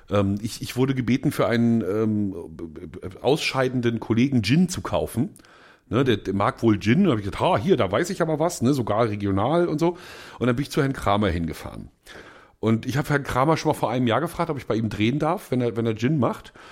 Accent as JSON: {"language": "German", "region": "Mecklenburg-Vorpommern", "country": "Germany", "said": "ich bin so als Mecklenburger, das ist ja, da sind wir uns ja nicht so, das sind wir ja nicht so verschieden, die beiden Länder."}